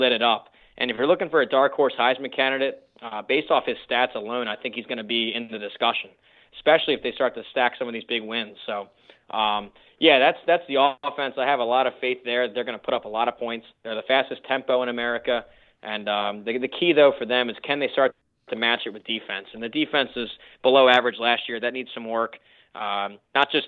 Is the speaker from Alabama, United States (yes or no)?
no; Pennsylvania, United States; I'm from Pennsylvania